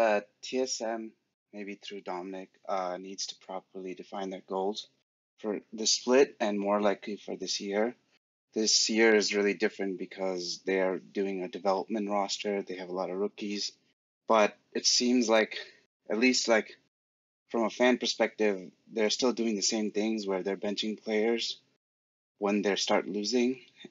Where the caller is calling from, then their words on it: New Hampshire, United States; Yeah, well, I'm calling from New Hampshire.